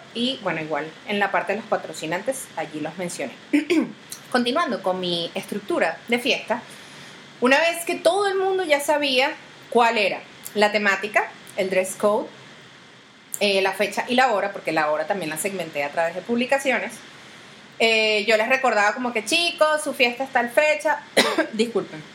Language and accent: Spanish; Venezuela; uno como venezolano